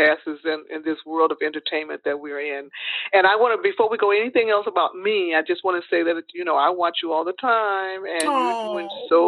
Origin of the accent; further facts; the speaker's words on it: Detroit, Michigan, United States; moved away as an adult; also born or lived in Los Angeles; it was so cold in Detroit. I said, you know, I'm getting out of here. So I moved to Los Angeles during that time.